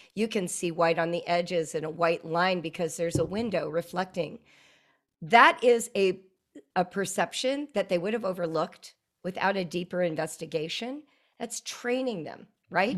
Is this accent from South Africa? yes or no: no; Calabasas, California, United States; also born or lived in Central Africa / North Africa; I grew up in Southern California in a place that everyone knows now, Calabasas Park